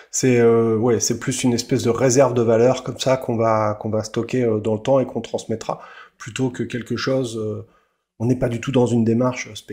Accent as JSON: {"language": "French", "country": "France", "said": "chez nous en France"}